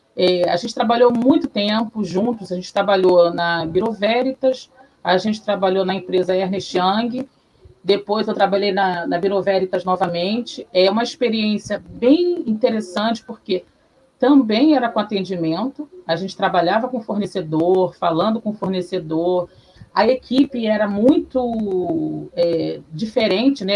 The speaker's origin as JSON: {"language": "Portuguese", "region": "Rio de Janeiro", "country": "Brazil", "said": "Eu morei em Oswaldo Cruz, do lado de Madureira, terra do samba. Então, na minha casa se escutava muito samba."}